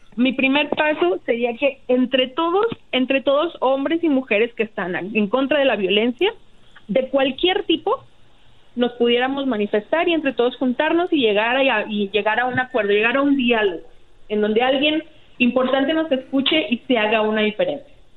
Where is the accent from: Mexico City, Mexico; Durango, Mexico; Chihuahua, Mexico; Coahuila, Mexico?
Chihuahua, Mexico; Ciudad Juárez; yo soy de Ciudad Juárez. Yo he vivido en Ciudad Juárez desde que tenía seis años